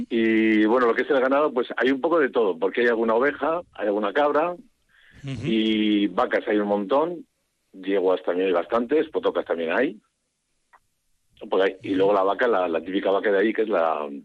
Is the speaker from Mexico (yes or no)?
no; Archua, Basque Country, Spain; yo soy de Anchúa, ¿eh? pero bueno, de la Junta de Luna, sí.